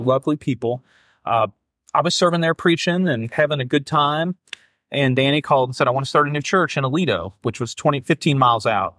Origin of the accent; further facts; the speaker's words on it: Keokuk, Iowa, United States; now in Louisville, United States; I grew up in Iowa as a, as, you know, of my formative years